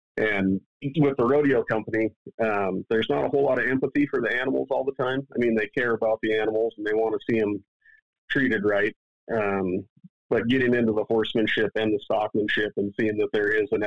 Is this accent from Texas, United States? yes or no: no; Washington, United States; I grew up on the west side of the mountains in Washington State